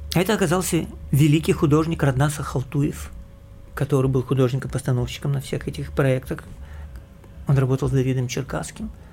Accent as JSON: {"language": "Russian", "region": "Kyiv", "country": "Ukraine", "tie": "born or raised there", "also_born_or_lived": "United States / Russia", "moved": "yes", "said": "Я киевлянин, я родился в Киеве"}